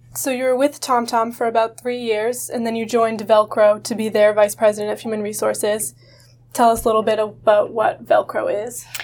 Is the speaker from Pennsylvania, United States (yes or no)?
no; Hudson, Massachusetts, United States; I'm from Hudson, Massachusetts